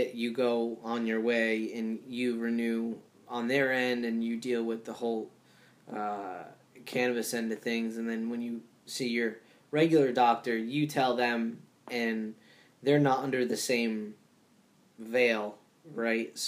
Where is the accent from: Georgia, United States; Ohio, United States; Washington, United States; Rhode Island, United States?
Rhode Island, United States; growing up in Rhode Island